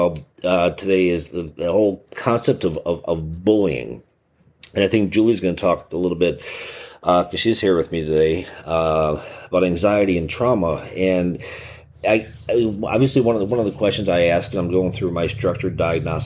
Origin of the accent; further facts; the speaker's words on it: Chicago, Illinois, United States; I'm from Chicago